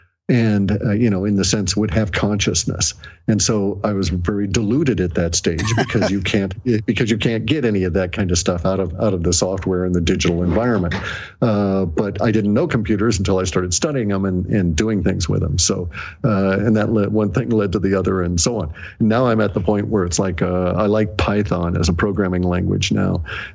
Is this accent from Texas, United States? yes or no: no; Alaska, United States; also born or lived in Washington State; I was born here in Washington State, but then I ended up going to Alaska before I was 1 year old